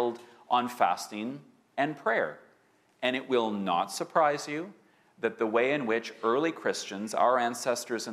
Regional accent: Winnipeg, Manitoba, Canada; now in Vancouver, Canada; growing up in Winnipeg, everyone, and I mean everyone in my elementary school class, went to church

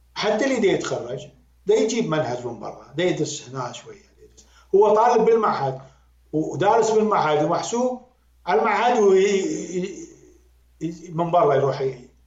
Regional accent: Iraq; accent: Iraqi; now in United Arab Emirates; أنا كعراقي

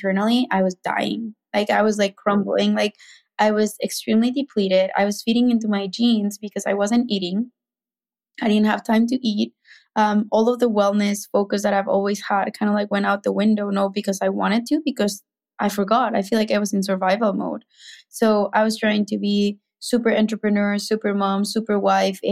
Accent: Mexico City, Mexico; accent: Mexican; English is a second language; moved away as an adult; I'm Mexican, if you can hear my accent, that's why, like, I have that accent, but I grew up in Mexico City

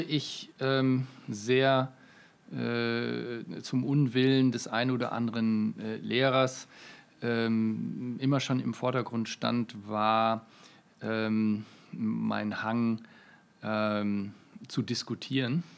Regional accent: Münster, North Rhine-Westphalia, Germany; Ich äh, komme aus Münster, ähm, eine mittelgroße Studentenstadt in Nordrhein-Westfalen, ungefähr 300.000 Einwohner. Äh, dort bin ich geboren und aufgewachsen

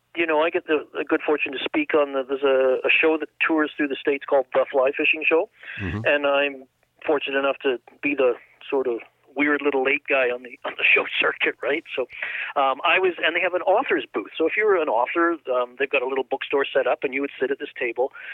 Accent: Liverpool, North West England, United Kingdom; moved away; I was born in England, uh, Liverpool

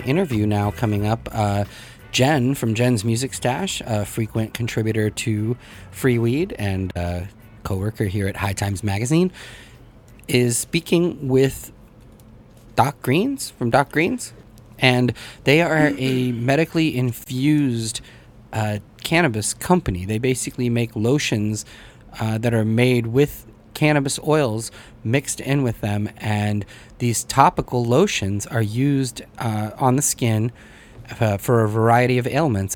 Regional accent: United States; also born or lived in Russia; I was born there, but I really grew up here in the U.S. Came over when I was three years old, so my accent and my pronunciation and all of those things probably aren't uh, 100%

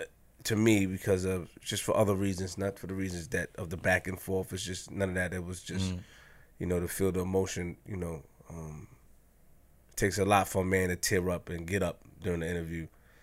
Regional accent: Queens, New York, United States; I'm from Queens

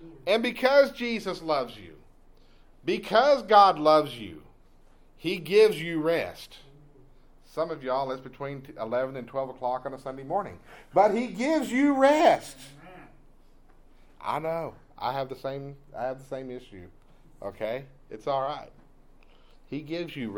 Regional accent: East Texas, United States; Growing up in East Texas

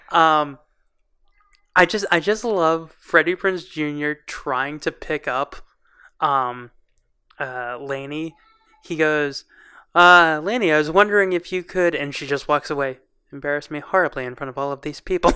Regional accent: Boston, Massachusetts, United States; we grew up in Boston

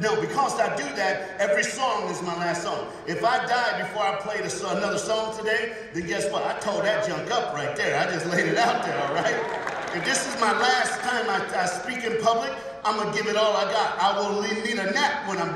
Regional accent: the South, United States; I'm from the United States of America. I'm black, and I'm a preacher, and I'm from the South

